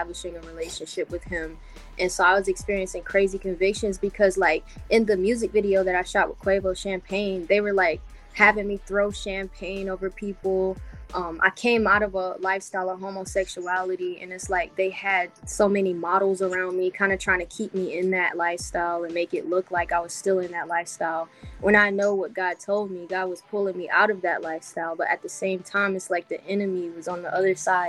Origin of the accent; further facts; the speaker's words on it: Wilmington, North Carolina, United States; I'm from Wilmington, North Carolina